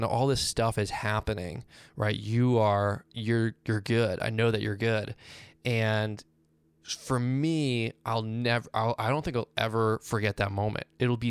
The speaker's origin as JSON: {"language": "English", "town": "Boston", "region": "Massachusetts", "country": "United States", "also_born_or_lived": "Virginia", "said": "Well, I'm from Boston, but most of my life, adult life, was spent in Virginia."}